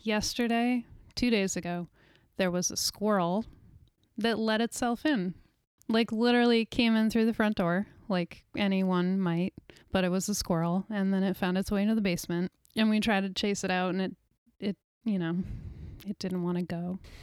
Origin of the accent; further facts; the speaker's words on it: New York, United States; moved away as an adult; also born or lived in Walla Walla, Washington; now in Portland, United States; I grew up in New York